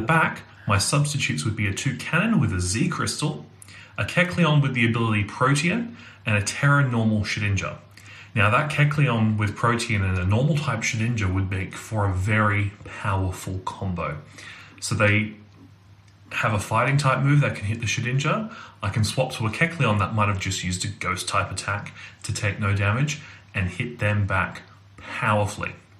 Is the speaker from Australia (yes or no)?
yes; Australia; I'm from Australia